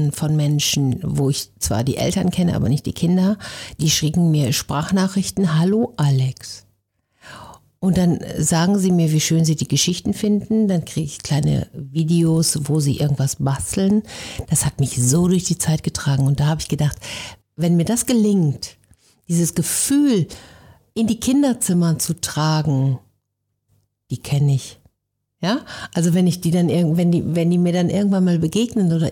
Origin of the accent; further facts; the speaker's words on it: North Rhine-Westphalia, Germany; accent: Westphalian; Also ich komme im Ursprung aus Ostwestfalen. Ich bilde mir ein, man hört das nicht mehr so doll, aber jeder, der sich ein bisschen auskennt, der hört es dann